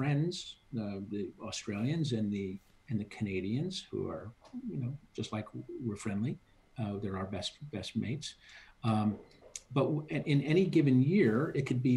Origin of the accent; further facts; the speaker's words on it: United States; As an American